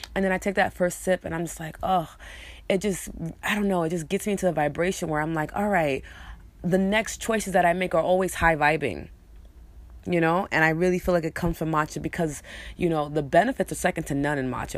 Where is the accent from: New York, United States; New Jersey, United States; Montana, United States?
New York, United States; accent: New York; I'm also choosing to let my New York accent out more. So, you guys gonna hear hear it more, um, because it's a part of who I am, it's part of my culture, it's part of my upbringing